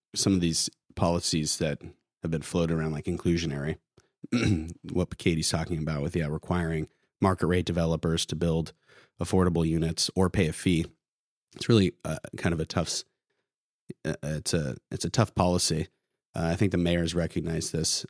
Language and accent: English; Santa Barbara, California, United States; moved away as an adult; also born or lived in San Luis Obispo / San Francisco; now in Sacramento, United States; I grew up in Santa Barbara, so kind of like NIMBY Central